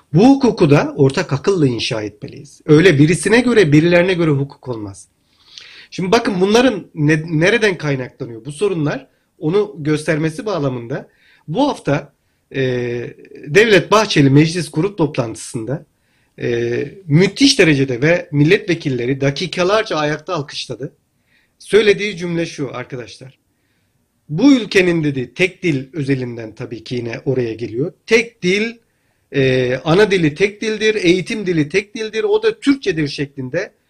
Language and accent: Turkish; Hatay, Turkey; Ben Hataylıyım